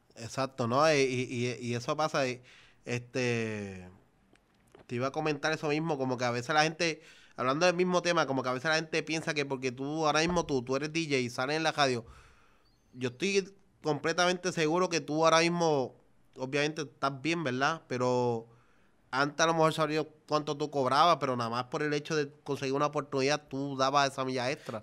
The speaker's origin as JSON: {"language": "Spanish", "town": "Naranjito", "country": "Puerto Rico", "said": "Yo vengo de Naranjito, vengo desde abajo"}